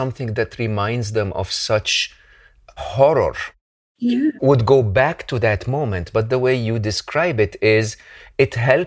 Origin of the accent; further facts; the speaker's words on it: Egypt; moved away; I am originally an Egyptian